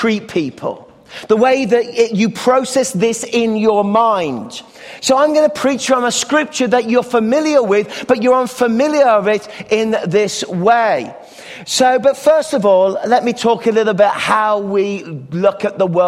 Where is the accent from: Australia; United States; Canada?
Canada; as a Canadian